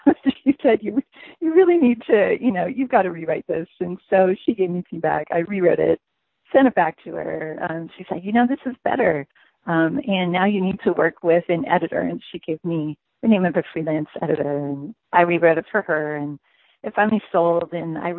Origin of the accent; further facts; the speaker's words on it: United States; also born or lived in France; I'm an American